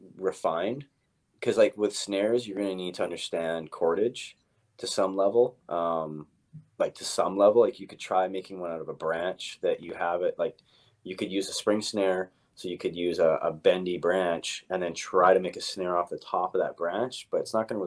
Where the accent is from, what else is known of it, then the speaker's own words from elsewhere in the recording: Victoria, British Columbia, Canada; I grew up here in Victoria.